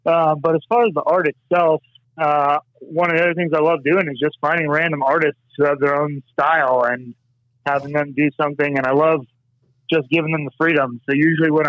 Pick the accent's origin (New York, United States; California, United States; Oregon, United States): California, United States; Southern; moved away; I grew up in Southern California.